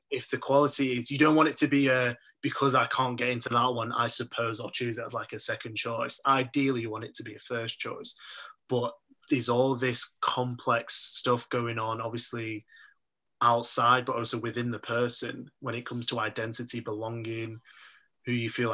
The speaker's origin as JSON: {"language": "English", "town": "Manchester", "region": "North West England", "country": "United Kingdom", "tie": "born or raised there", "also_born_or_lived": "Nigeria"}